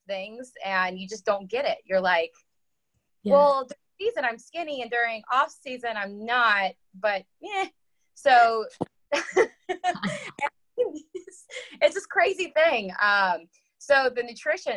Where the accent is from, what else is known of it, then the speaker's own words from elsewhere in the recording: Huntsville, Alabama, United States; moved away as an adult; also born or lived in Georgia / Tennessee / Kansas / Indiana; now in Jacksonville, United States; I currently live in Jacksonville, Florida, but I am originally from Huntsville, Alabama